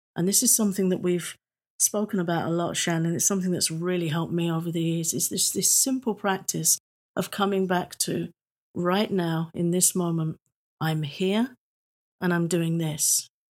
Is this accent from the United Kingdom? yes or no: yes; England, United Kingdom; I'm British.